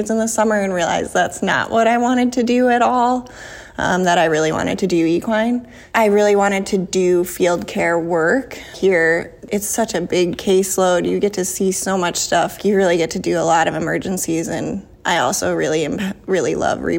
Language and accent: English; Iowa, United States; moved away as an adult; also born or lived in South Dakota; now in Kentucky, United States; I'm from Iowa